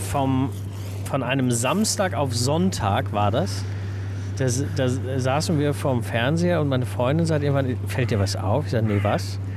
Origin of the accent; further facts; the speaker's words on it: Northern Germany, Germany; born there; now in Niederkassel, Germany; Ich als gebürtiges Nordlicht merke an solchen äh, Tagen, in solchen Momenten immer wieder, dass ich Wasser brauche.